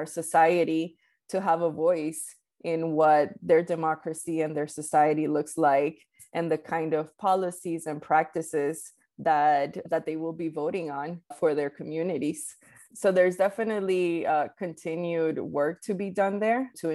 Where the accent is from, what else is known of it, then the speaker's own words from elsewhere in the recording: New York City, New York, United States; English is a second language; also born or lived in Colombia; I was born in Colombia and I grew up undocumented in Queens and New York City